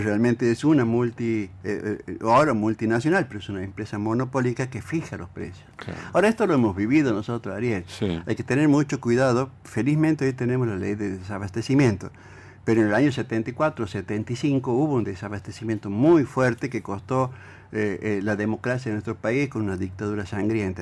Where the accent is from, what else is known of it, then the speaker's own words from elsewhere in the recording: Argentina; como argentinos